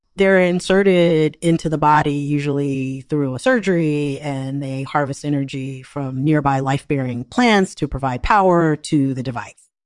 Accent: Massachusetts, United States; now in Portland, United States; I'm originally from Massachusetts, and I currently live in Portland, Oregon

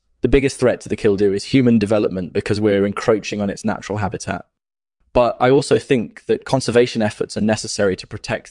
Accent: Colombia; also born or lived in Venezuela; I grew up in Colombia and Venezuela, and I've been interested in birds my whole life.

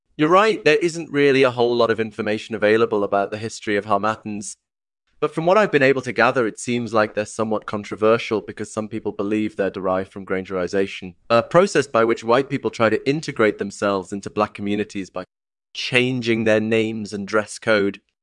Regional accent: Maine, United States; I was born and raised in Maine

